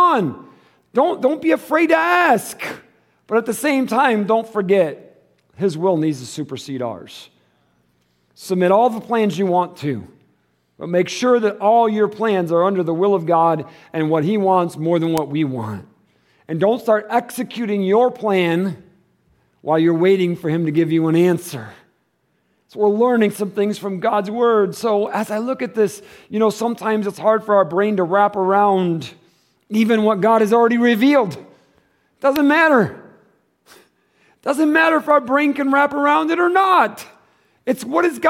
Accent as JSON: {"language": "English", "region": "Michigan", "country": "United States", "moved": "as an adult", "lives_now": "Tucson, United States", "said": "We're from Michigan."}